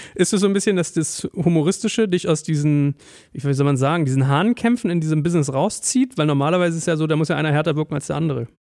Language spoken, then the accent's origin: German; Berlin, Germany; in Berlin ja. ist ja fast eher so, da war man als Deutscher ja fast in meinen Schulen immer so in der Minderheit